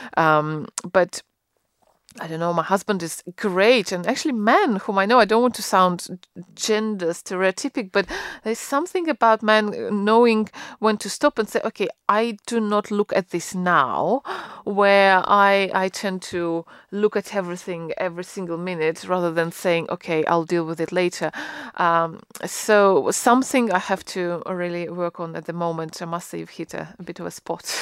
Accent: Russia; now in United Kingdom; I grew up in Russia

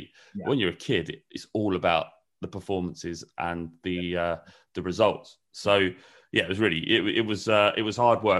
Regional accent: Holloway, London, United Kingdom; also born or lived in Woodford, United Kingdom; I was born in Woodford in East London. My mum and my dad lived in a little flat in a council estate over that way. But the vast majority of my childhood was in Holloway in North London

